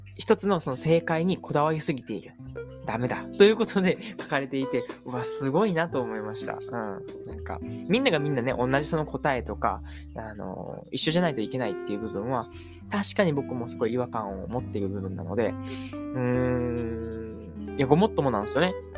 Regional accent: Japan; 僕はもう日本の教育でしか、えー、生まれ育ってきてないので

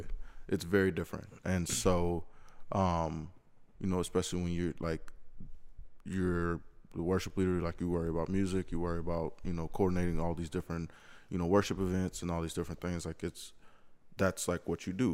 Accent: Lexington, South Carolina, United States; moved away as an adult; now in Greenville, United States; me being from Lexington, Columbia area, knowing everything pretty much about it

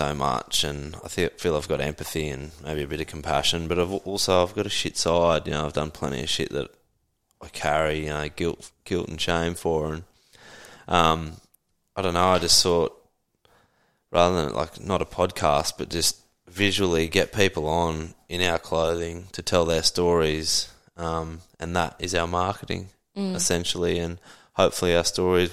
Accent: Toowoomba, Queensland, Australia; moved away as an adult; now in Sunshine Coast, Australia; born and raised in Toowoomba

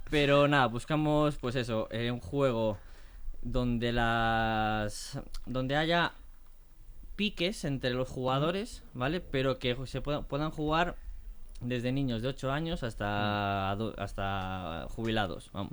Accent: Galicia, Spain; somos tres chicos gallegos.

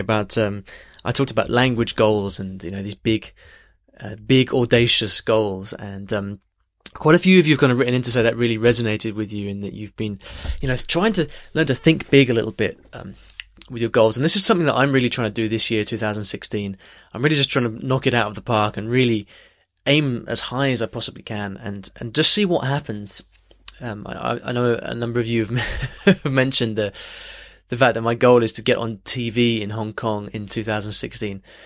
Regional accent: United States; I'm from the United States

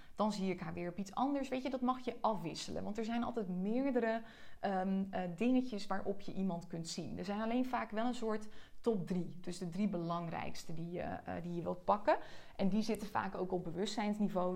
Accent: Joure, Friesland, Netherlands; moved away; Ik ben als enige uit Jouren gegaan

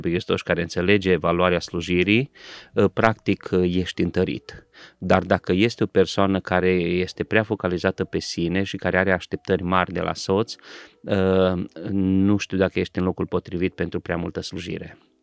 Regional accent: Transylvania, Romania; sunt ungur

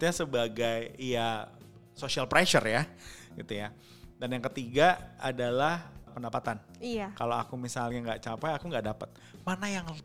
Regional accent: Java, Indonesia; Orang saya orang Jawa, sendiri. Jawa KW.

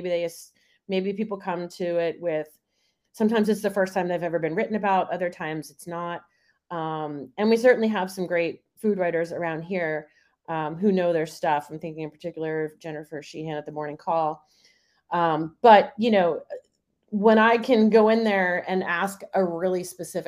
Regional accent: New Jersey, United States; I'm from New Jersey

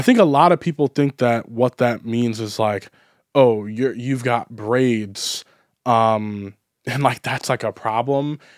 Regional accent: United States; I'm an American

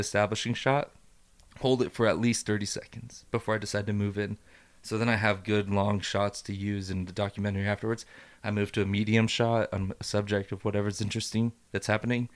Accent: Idaho, United States; also born or lived in Juarez, Mexico; I'm freaking born and raised in Idaho, except for the couple years that we went back to Juarez.

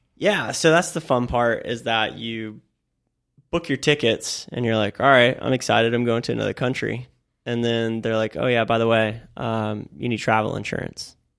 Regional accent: Florida, United States; I'm from Florida

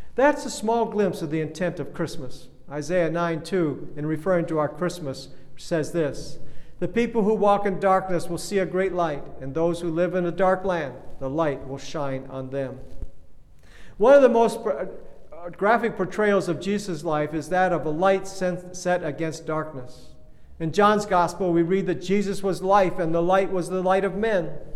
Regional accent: Kenya; I grew up in Kenya back in the days when bathrooms were outhouses

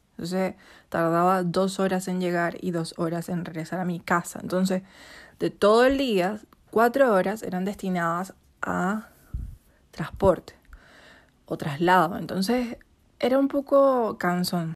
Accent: Venezuela; now in Chile; Yo soy venezolana

